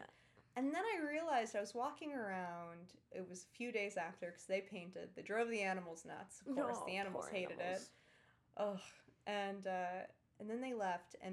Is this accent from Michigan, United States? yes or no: no; New York City, New York, United States; also born or lived in Ireland; I was raised on the Upper East Side